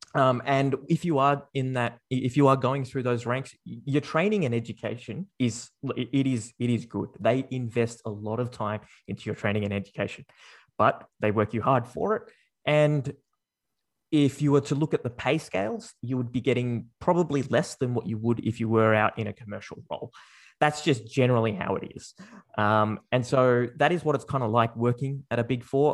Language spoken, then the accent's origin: English; Sydney, New South Wales, Australia; I was born and raised in Sydney. Uh, I've grown up there, uh, or here, um, for, for my entire life